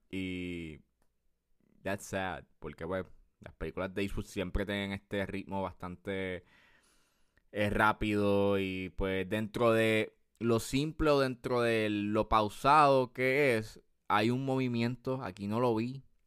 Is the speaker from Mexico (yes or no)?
no; Puerto Rico